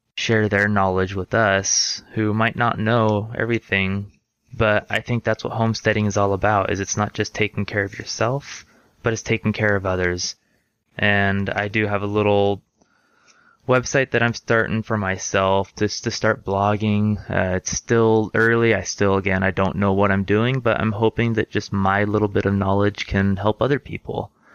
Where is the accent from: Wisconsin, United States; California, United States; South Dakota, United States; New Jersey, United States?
California, United States; Orange County, Southern; moved away as an adult; now in Utah, United States; I was raised in Southern California, right in the heart of Orange County